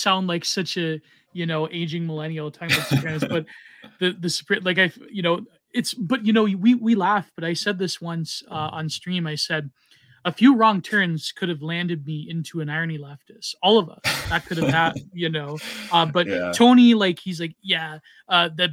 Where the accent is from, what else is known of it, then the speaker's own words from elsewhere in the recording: Canada; now in United States; as a Canadian